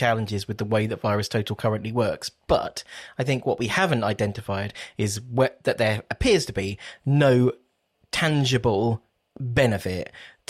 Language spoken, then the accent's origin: English; United Kingdom; Because we're British, so we were like, okay, we're going to create an index.